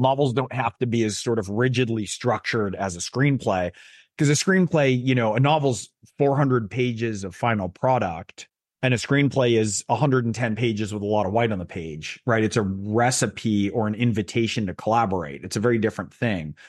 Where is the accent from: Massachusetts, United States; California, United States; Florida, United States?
California, United States; Silicon Valley, Bay Area; I grew up in Silicon Valley, I grew up in the Bay Area